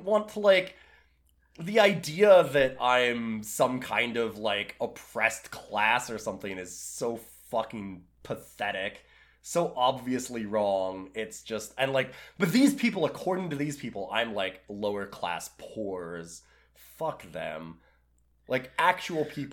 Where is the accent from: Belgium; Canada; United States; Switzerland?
Canada; I'm Canadian, so I say toque